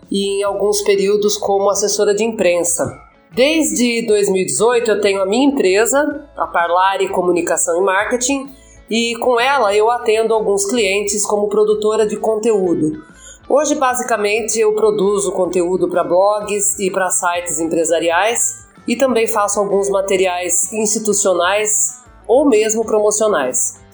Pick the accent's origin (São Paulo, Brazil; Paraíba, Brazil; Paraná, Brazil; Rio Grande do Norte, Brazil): São Paulo, Brazil; Eu sou daqui do interior de São Paulo mesmo. Moro faz 25 anos em Araras.